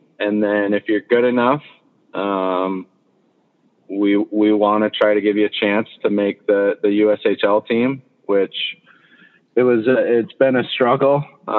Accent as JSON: {"language": "English", "region": "Midwest", "country": "United States", "tie": "born or raised there", "said": "I mean, I grew up in the Midwest. I wanted to get kind of come home."}